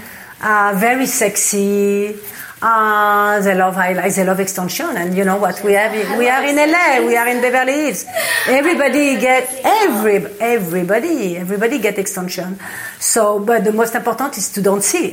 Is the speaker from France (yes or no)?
yes; Paris, Île-de-France, France; English is a second language; moved away as an adult; now in Los Angeles, United States; I born and raised in Paris